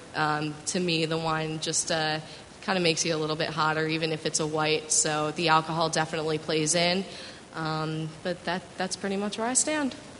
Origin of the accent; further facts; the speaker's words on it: Westchester County, New York, United States; I grew up in the very boring suburbs of Westchester County, New York, right outside of the city